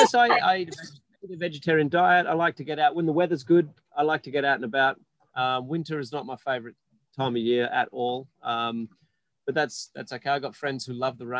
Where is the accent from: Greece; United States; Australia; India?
Australia; Perth, Western Australia; when I was growing up in Perth